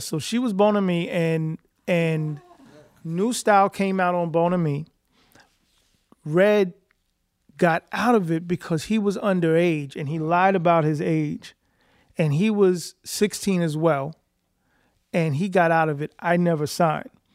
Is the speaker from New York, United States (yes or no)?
yes; New York City, New York, United States; I am from East Elmhurst slash Corona, Queens, New York